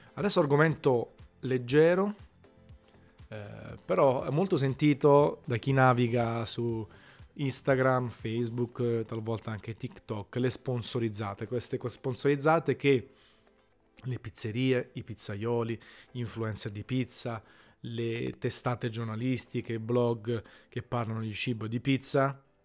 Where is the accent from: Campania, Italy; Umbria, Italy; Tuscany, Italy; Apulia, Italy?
Campania, Italy; Naples; la pizza che mangiavo da piccolo a Napoli